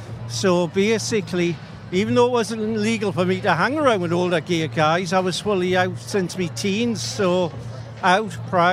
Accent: Kelso, Scotland, United Kingdom; now in Tynedale, United Kingdom; I'm a lowlander from the England-Scotland border region. Originally from Kelso. Unfortunately, I'm stuck in Tynedale, which is extremely transphobic, homophobic, racist, and not to be ageist myself, full of old people

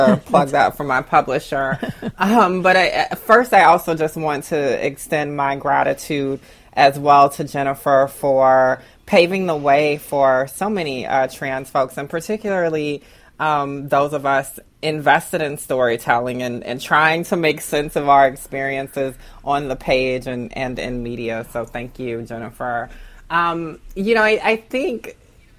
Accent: Augusta, Georgia, United States; growing up in Augusta, Georgia

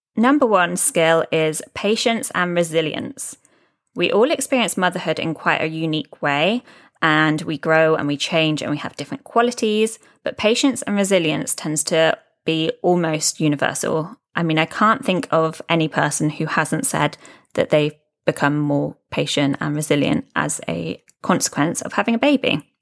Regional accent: United Kingdom; moved away as an adult; now in Dubai, United Arab Emirates; I'm a British expat living in Dubai, UAE

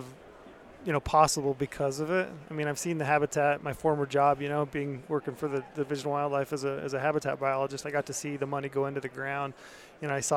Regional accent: Utah, United States; growing up in Utah

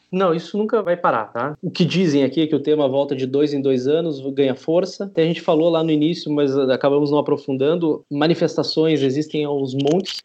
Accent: Brazil; moved away as an adult; now in Spain; eu sou brasileiro, com cidadania, nunca residi na Itália

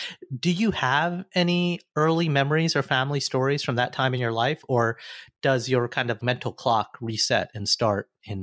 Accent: Montgomery, Alabama, United States; I am from the South, and I am from the deeper South, geographically speaking, than you are. But I grew up in a pleasant suburb in the capital city of Montgomery, Alabama.

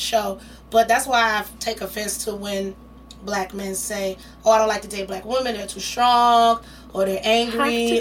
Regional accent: Detroit, Michigan, United States; moved away; growing up in Detroit

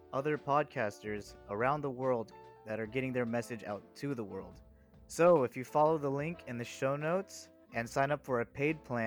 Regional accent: Texas, United States; We're from Texas

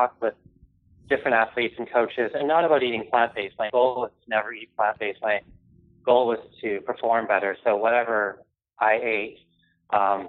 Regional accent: Canada; I grew up in Canada

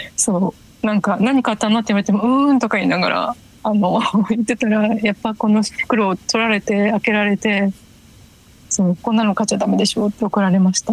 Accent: Ibaraki, Japan; moved away; 地元の中学の先輩が結構ライブハウスとかに行ってた

